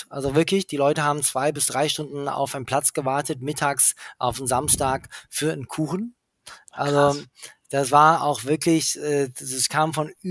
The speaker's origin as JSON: {"language": "German", "region": "England", "country": "United Kingdom", "tie": "born or raised there", "said": "ich bin ja in England aufgewachsen und da ist mir schon so eine Metropole, eine Großstadt-Feeling"}